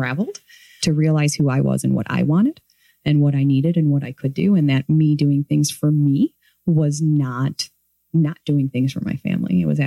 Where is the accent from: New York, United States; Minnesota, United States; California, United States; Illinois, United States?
Illinois, United States; Morton Grove; I grew up in Morton Grove